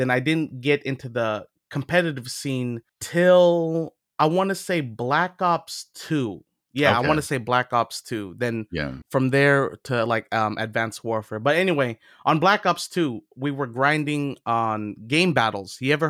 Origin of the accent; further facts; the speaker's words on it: California, United States; you know, where are you from? And you know, I'm from California.